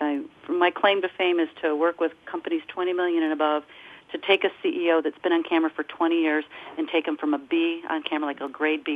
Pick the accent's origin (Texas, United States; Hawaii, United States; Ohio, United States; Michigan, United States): Michigan, United States; Detroit; I'm from Detroit